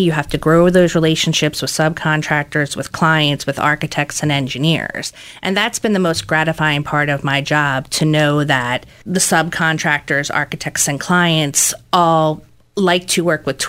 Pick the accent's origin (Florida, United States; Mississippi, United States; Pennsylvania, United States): Pennsylvania, United States; Delaware County; also born or lived in Lehigh Valley, Pennsylvania / Chester County, Pennsylvania; Well, I grew up in Delaware County